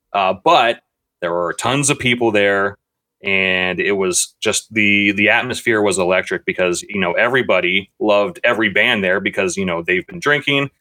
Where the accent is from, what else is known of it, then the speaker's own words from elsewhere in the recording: Reynoldsburg, Ohio, United States; the city I grew up in in Reynoldsburg, Ohio